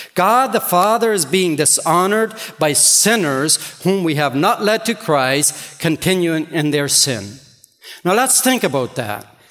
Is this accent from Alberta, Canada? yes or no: no; Ontario, Canada; English is a second language; I grew up here in Ontario